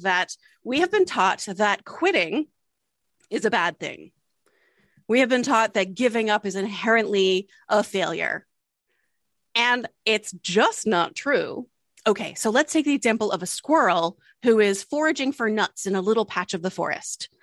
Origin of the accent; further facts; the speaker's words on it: Delaware, United States; we were born and raised in Delaware